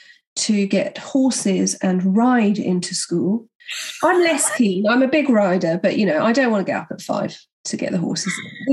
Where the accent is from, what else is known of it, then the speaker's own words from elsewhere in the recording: London, United Kingdom; do you think people will know I'm from London?